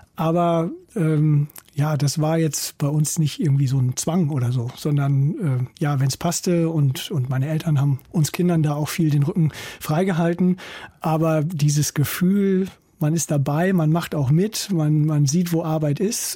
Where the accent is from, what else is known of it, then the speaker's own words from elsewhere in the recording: East Frisia, Lower Saxony, Germany; moved away as an adult; also born or lived in Kiel; wenn man in Ostfriesland aufwächst, da wo ich herkomme